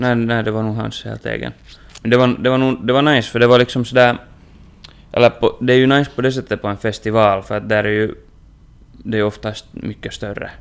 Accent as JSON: {"language": "Swedish", "town": "Inkoo", "region": "Uusimaa", "country": "Finland", "moved": "yes", "said": "hemma i Ingo"}